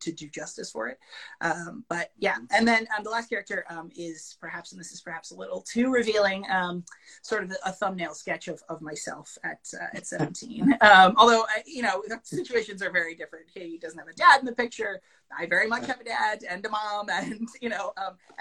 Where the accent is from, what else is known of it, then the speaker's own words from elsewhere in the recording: Madison, Connecticut, United States; I'm from Madison, Connecticut